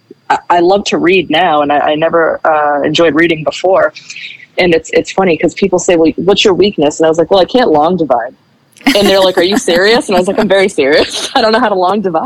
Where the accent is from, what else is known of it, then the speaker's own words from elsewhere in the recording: Massachusetts, United States; the good part of my life I've spent in Massachusetts.